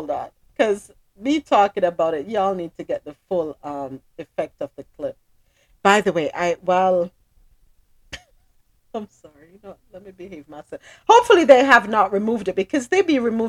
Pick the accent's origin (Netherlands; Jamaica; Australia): Jamaica; I'm Jamaican.